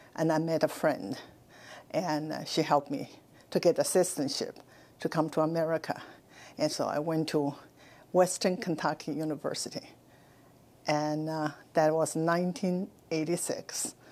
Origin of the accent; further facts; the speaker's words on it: China; moved away as an adult; now in United States; I was born in China. I spent my first twenty-six years in Mouse, China